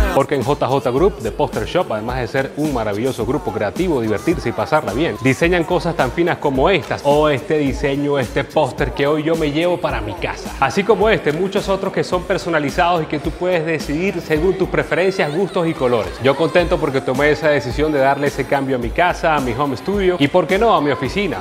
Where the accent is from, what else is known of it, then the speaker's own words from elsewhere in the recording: Venezuela; somos venezolanos